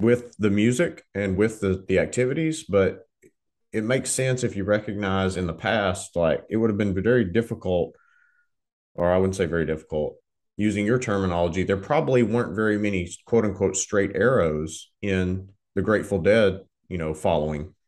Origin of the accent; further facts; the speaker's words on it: Southern Arkansas, United States; I grew up in Southern Arkansas